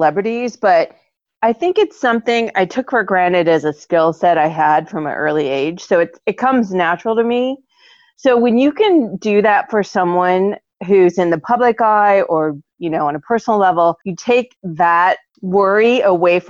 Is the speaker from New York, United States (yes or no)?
no; Ames, Iowa, United States; I'm from Ames. I wasn't born there, but I moved there as a baby. So it's my hometown